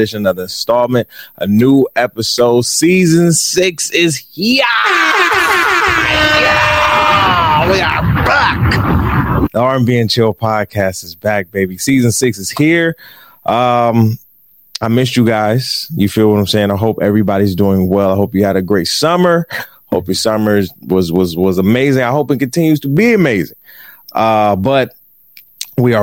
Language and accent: English; Detroit, Michigan, United States; I'm from Detroit